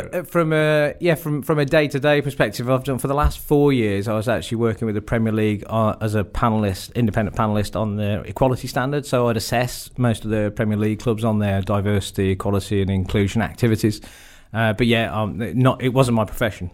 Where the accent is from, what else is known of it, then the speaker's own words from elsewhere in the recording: Wolverhampton, West Midlands, United Kingdom; I was born and brought up in Wolverhampton